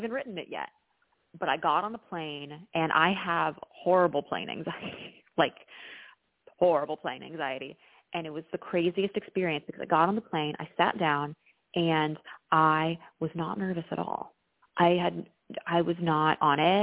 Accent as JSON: {"language": "English", "town": "Dallas", "region": "Texas", "country": "United States", "tie": "born or raised there", "accent": "slight accent", "moved": "as an adult", "lives_now": "Chicago, United States", "said": "I grew up in Dallas, but my dad's actually from New Orleans"}